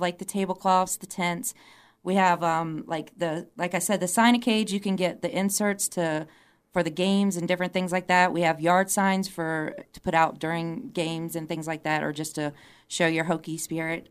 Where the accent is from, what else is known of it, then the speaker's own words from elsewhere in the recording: Charlottesville, Virginia, United States; I'm originally from Charlottesville, so that's why a lot of you know me to be the U V A girl